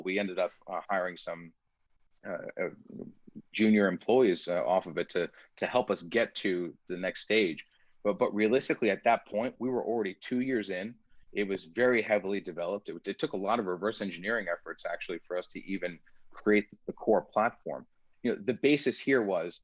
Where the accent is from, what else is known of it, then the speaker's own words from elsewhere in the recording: United States; first language Persian; English is a second language; I am first generation American.